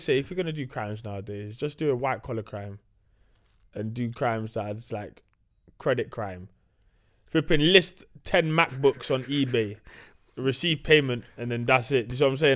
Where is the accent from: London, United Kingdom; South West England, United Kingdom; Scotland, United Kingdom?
London, United Kingdom; I'm from North Weezy.